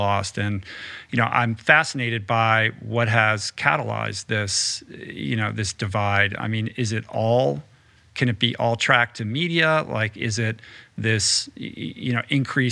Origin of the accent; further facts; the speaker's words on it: Washington, District of Columbia, United States; I grew up in Washington, D.C.